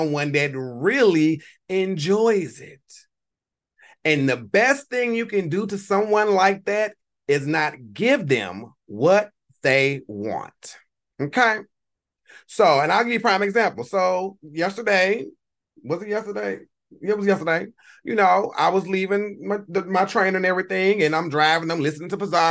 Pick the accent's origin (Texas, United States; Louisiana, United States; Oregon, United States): Louisiana, United States; I am a child of the South, born and bred in Louisiana. Not New Orleans, nowhere near New Orleans. I live 4 hours north of New Orleans